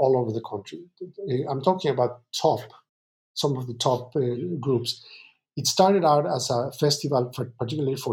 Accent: Mexico; now in New York, United States; I'm originally from Mexico.

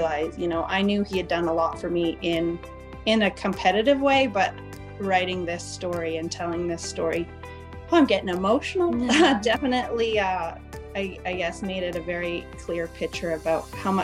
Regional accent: Vancouver Island, British Columbia, Canada; now in Alberta, Canada; I was born and raised on Vancouver Island in British Columbia.

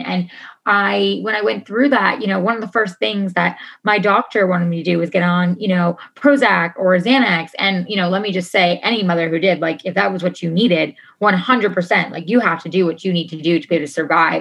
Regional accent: New York, United States; moved away as an adult; I'm originally from New York. So um, I moved out here on my own 10 and a half years ago

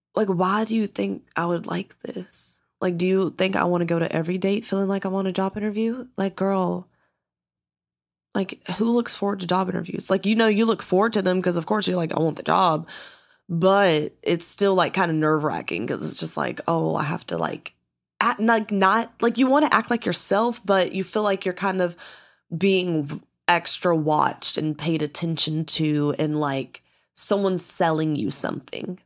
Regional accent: the South, United States; I grew up in the South

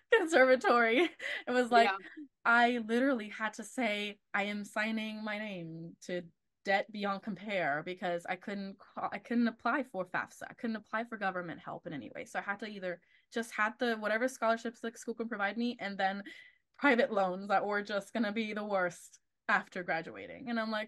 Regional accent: Texas, United States; also born or lived in Argentina; being Latina is another one too, of like specific Latina in from a specific Latin American country of Argentina is very different to where I grew up. In Texas, it's mainly Mexican or like Central American, like countries.

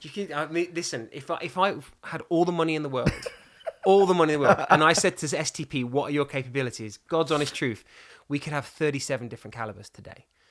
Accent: England, United Kingdom; I'm English and blonde and pink

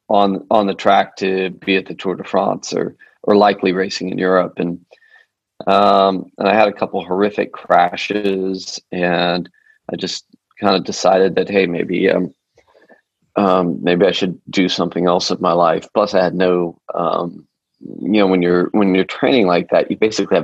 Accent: Denver, Colorado, United States; also born or lived in Boulder; I grew up in Denver

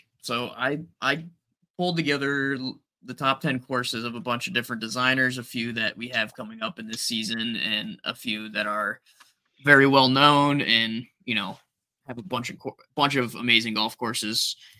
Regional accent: Midwest, United States; growing up in the Midwest

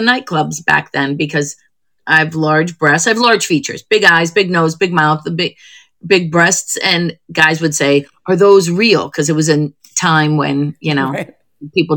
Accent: Perry, Ohio, United States; moved away; Cleveland, a little suburb of Cleveland, a little town called Perry, Ohio. It's where I filmed my last special. I went back to my old high school

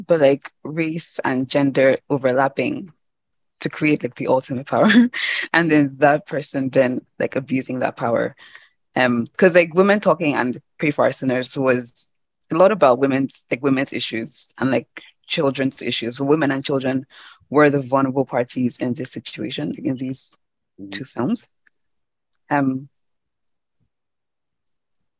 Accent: Nigeria; moved away; I'm Nigerian African, and I grew up in church in Nigeria

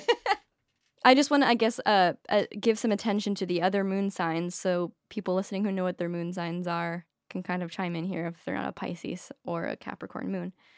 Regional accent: Maine, United States; I'm from Maine

